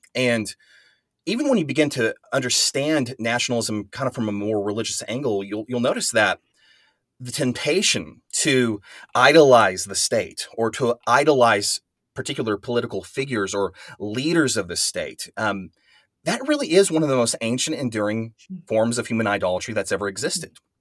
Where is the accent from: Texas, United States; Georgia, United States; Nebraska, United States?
Texas, United States; West; I'm, I'm from West Texas. I live in Amarillo, Texas